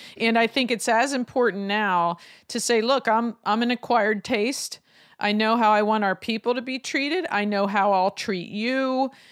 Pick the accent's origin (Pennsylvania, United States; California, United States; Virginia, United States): Pennsylvania, United States; Lancaster; my hometown of Lancaster